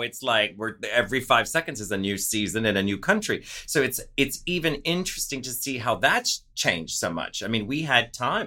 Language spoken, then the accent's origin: English; New Orleans, Louisiana, United States; moved away; I'm from New Orleans